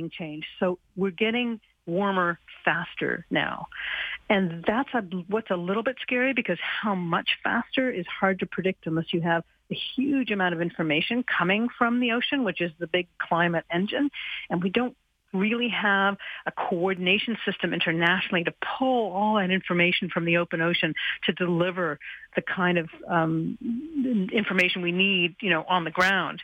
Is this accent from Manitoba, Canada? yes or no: no; Halifax, Nova Scotia, Canada; I grew up here in Halifax